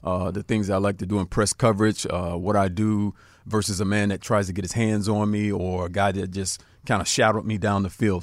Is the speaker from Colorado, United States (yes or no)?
no; South Florida, United States; I grew up in South Florida.